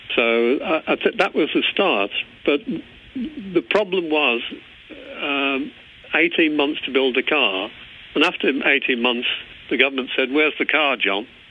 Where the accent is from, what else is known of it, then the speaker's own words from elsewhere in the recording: England, United Kingdom; moved away as an adult; also born or lived in Northern Ireland; as an Englishman, it's very difficult for me to hide my accent.